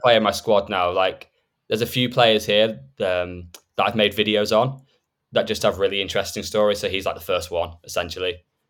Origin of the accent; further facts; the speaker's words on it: Stoke-on-Trent, West Midlands, United Kingdom; I'm from the Stoke area